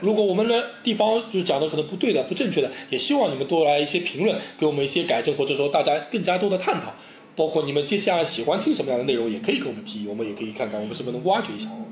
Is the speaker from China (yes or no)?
yes; China; 这些都是我们的精神，是我们中国人的一个精神